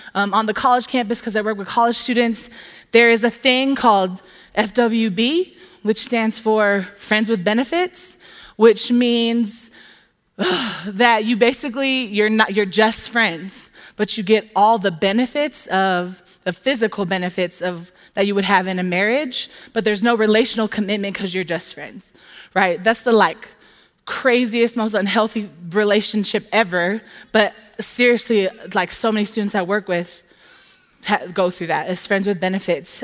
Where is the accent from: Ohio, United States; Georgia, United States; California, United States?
California, United States; Southern; now in Tempe, United States; I'm from Southern California